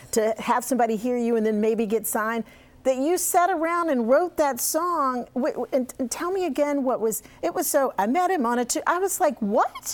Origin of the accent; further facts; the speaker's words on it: the South, United States; I grew up in the South